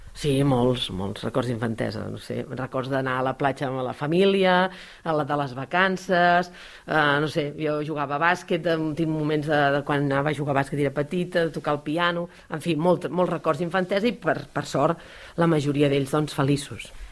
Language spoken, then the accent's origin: Catalan; Caldes d'Estrac, Catalonia, Spain; vaig néixer a Caldes d'Estrac, és el poble més petit de la comarca, a la vora del mar, és el lloc on visc, on he crescut